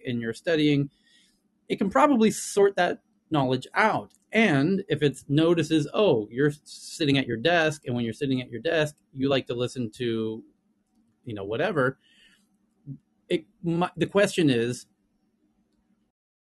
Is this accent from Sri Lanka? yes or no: no; Southern California, United States; accent: Southern California; first language English; now in Asia; as a native, I probably have the accent that is most recognizable and the first to be trained on these platforms, which is kind of Southern California accent